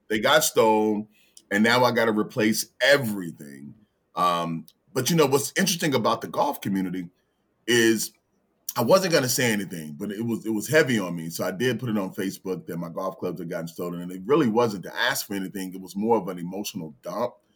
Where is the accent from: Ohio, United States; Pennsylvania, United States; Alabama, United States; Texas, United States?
Alabama, United States; Birmingham; also born or lived in Los Angeles; now in Richmond, United States; born and raised in Birmingham, Alabama, but here in Richmond, I moved here in nineteen ninety-six